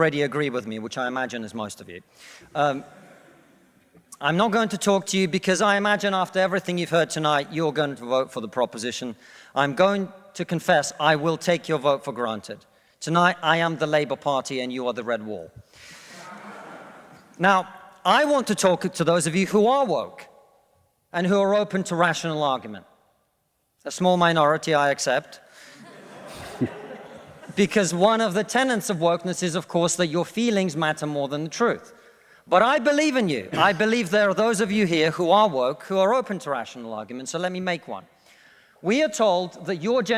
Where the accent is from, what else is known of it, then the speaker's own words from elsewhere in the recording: Russia; now in United Kingdom; I come from Russia, which is not a poor country